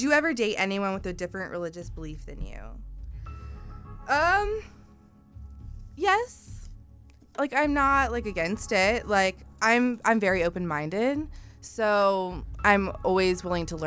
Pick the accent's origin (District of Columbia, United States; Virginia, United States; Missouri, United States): Virginia, United States; Richmond; moved away as an adult; I was born and raised in Richmond, Virginia. I lived there until 3 years ago.